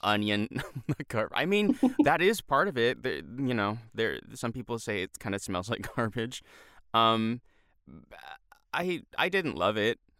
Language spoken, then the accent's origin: English; United States; We're American